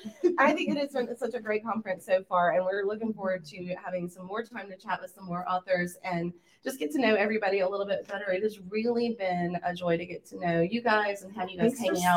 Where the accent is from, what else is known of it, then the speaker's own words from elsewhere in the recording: Louisiana, United States; But I mean, I grew up in South Louisiana, the land of the drive-thru daiquiris and the breakfast daiquiris, and we have mimosas and Bloody Marys.